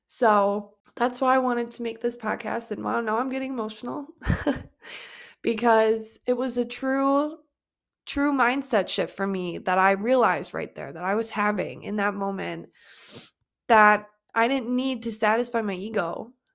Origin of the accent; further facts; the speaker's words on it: Wisconsin, United States; we are from Wisconsin